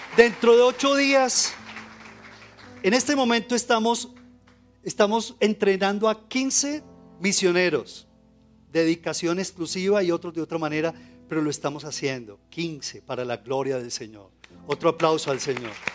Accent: Colombia; Como colombianos

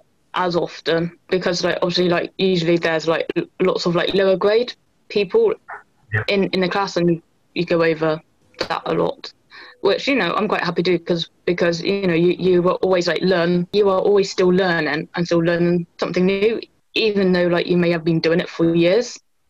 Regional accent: Bristol, South West England, United Kingdom

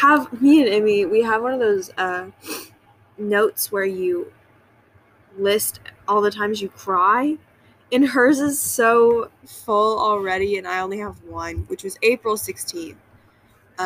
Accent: the South, United States; I am from the South

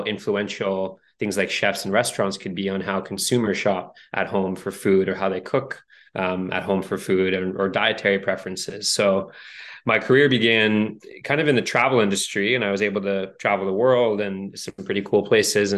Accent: Canada; growing up in Canada

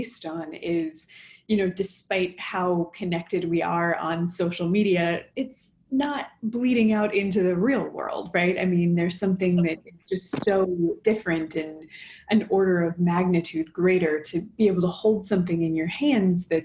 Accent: Los Angeles, California, United States; moved away; also born or lived in Boston / New York; I'm from Los Angeles originally

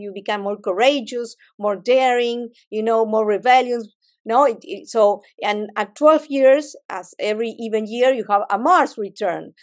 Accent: Argentina; I'm a Latin, I'm from Argentina

